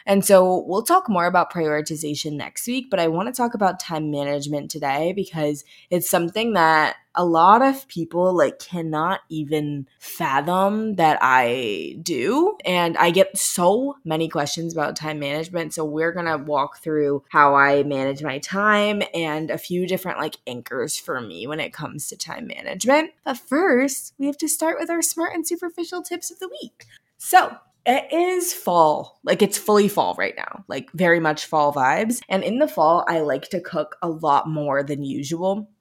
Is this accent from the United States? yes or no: yes; Midwest, United States; also born or lived in Los Angeles; I'm from the Midwest